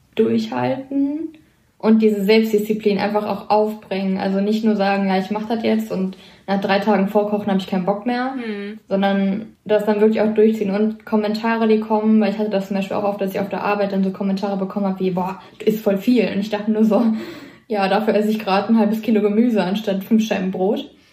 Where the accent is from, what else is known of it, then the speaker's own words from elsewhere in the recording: Kevelaer, North Rhine-Westphalia, Germany; komme vom Niederrhein aus Kevela